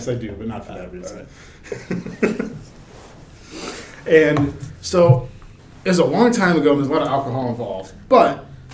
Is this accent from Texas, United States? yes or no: no; Virginia, United States; I grew up in Virginia